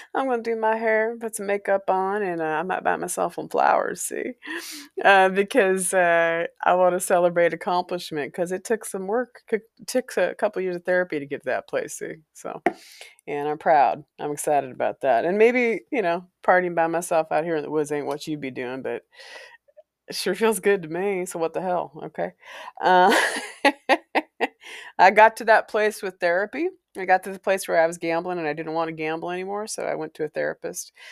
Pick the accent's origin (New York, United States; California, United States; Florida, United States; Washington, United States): Washington, United States; Walla Walla; moved away as an adult; I came from Walla Walla.